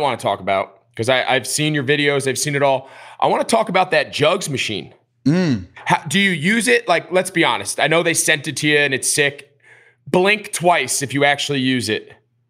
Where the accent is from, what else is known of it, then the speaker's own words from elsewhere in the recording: New Jersey, United States; I grew up outside of New York in New Jersey.